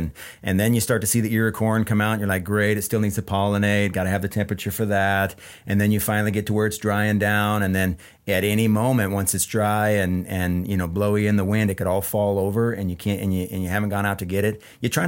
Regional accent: Ephrata, United States; moved away; We're both from Ephrata.

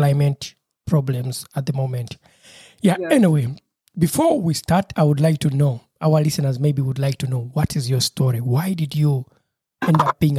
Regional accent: Uganda; now in Marburg, Germany; my home country, Uganda

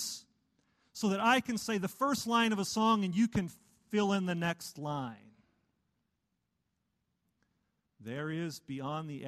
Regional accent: Wichita Falls, Texas, United States; I grew up in Wichita Falls, Texas. In North Texas here

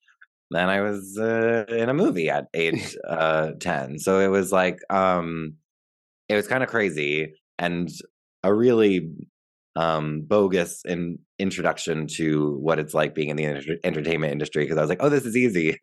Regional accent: Pequannock, New Jersey, United States; I grew up in a town called Pequannock, New Jersey.

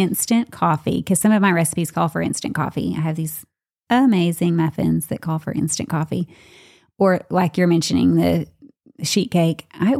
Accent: the South, United States; I'm from the South too.

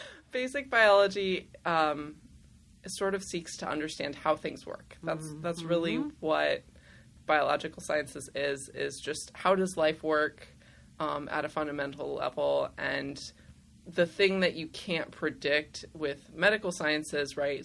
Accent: Simi Valley, California, United States; born or raised there; also born or lived in Los Angeles / Burbank / San Diego

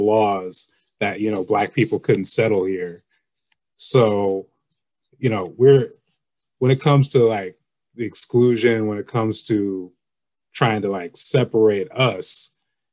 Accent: Lake Oswego, Oregon, United States; I grew up in Lake Oswego

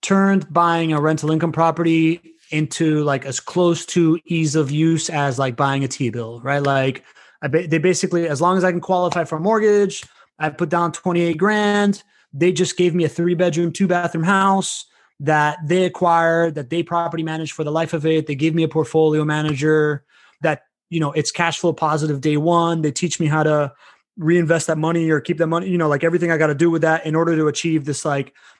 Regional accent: Miami, Florida, United States; also born or lived in Venezuela / Spain; now in Jacksonville, United States; growing up in Miami back then, it was like everybody, all my peers were sons of Cubans, and I'm like the only Venezuelan kid

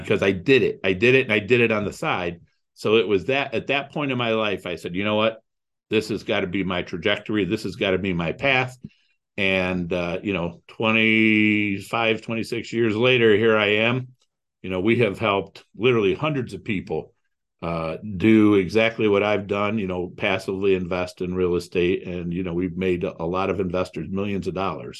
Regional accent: Toledo, Ohio, United States; also born or lived in Cleveland, Ohio; I grew up in Toledo, Ohio.

